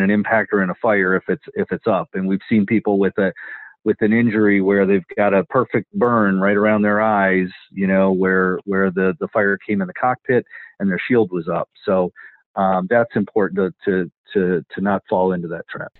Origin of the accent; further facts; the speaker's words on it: Wisconsin, United States; moved away; I'm from Wisconsin originally too, so that's uh, Badger State